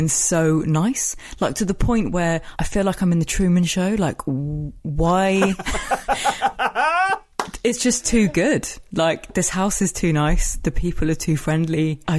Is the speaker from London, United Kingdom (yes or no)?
yes; London, United Kingdom; moved away as an adult; now in West Country, United Kingdom; So I moved out of London, my hometown, last week, and I now live in the West Country. It's the first house. It was the first house I've ever owned. I've always lived in a flat.